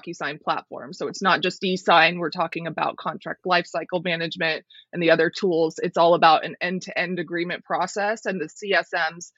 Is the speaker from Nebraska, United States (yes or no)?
no; Colorado, United States; to Colorado. I moved back to my home state